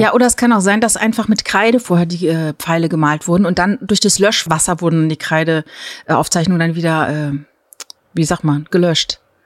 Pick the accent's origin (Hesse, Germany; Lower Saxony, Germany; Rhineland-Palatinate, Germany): Rhineland-Palatinate, Germany; Palatinate Forest; Ich bin ja im Pfälzer Wald äh, groß geworden